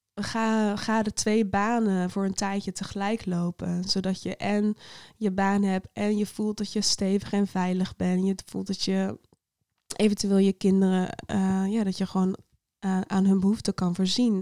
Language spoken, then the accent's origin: Dutch; Netherlands; ik voel me echt een Nederlander